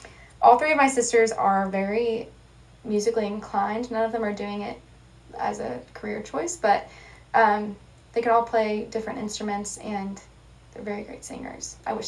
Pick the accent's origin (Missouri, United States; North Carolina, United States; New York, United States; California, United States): Missouri, United States; Columbia; Yeah, I grew up in Columbia, Missouri, like you said. It's a college town